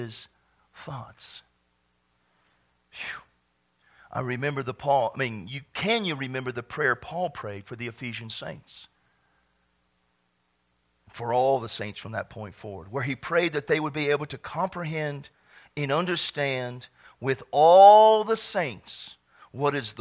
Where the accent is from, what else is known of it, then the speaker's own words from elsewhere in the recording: Texas, United States; I was from Texas.